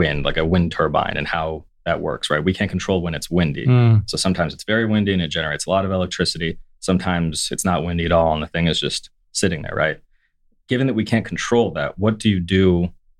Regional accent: United States; As an American

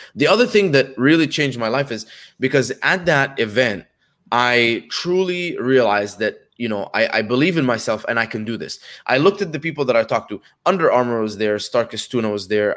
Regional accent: Dubai, United Arab Emirates; moved away as an adult; also born or lived in Egypt / Connecticut, United States; I was born in Egypt, uh, when I was two, moved to Dubai with my family.

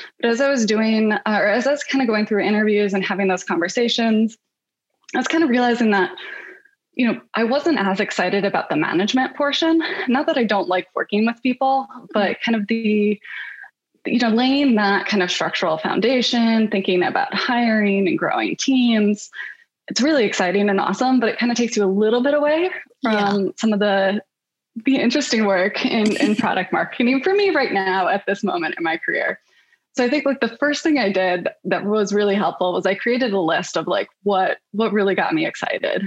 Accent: Michigan, United States; moved away as an adult; also born or lived in New York; now in Bay Area, United States; I'm originally from Michigan

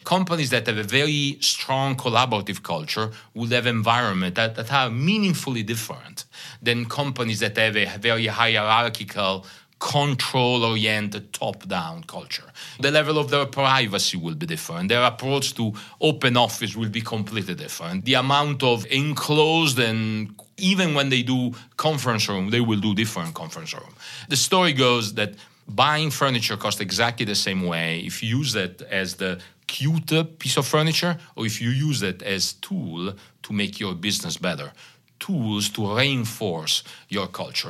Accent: Italy; accent: Italian; English is a second language; moved away as an adult; also born or lived in Paris, France; now in Holland, United States; my very small Italian accent, uh, because I'm from Italy. I'm born and raised there, lived, uh, thirty-five years in Italy

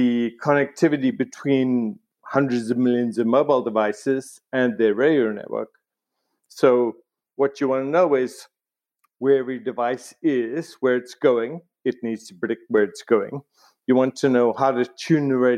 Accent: South Africa; moved away; also born or lived in Cambridge, United Kingdom; I grew up in South Africa

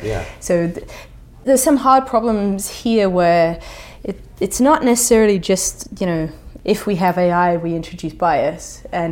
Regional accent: England, United Kingdom; so I'm English, although my accent hides it slightly, but in England there's an incredible division over the Brexit question.

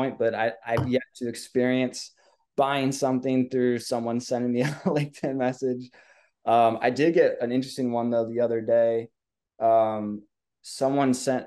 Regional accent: Minnesota, United States; now in Southern Indiana, United States; I grew up in Minnesota.

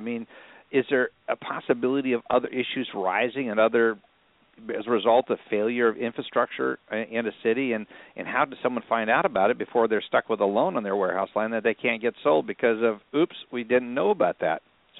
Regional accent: North Dakota area, Minnesota, United States; now in Texas, United States; growing up in Minnesota, North Dakota, Minnesota area

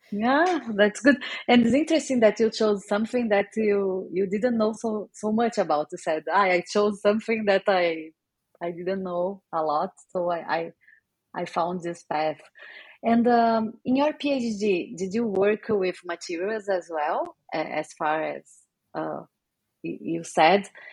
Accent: Brazil; moved away; also born or lived in England; I'm from Brazil

